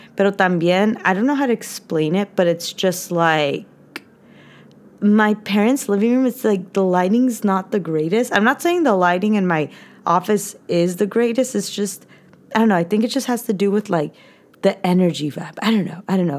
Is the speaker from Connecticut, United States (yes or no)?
no; California, United States; I was born and raised in California.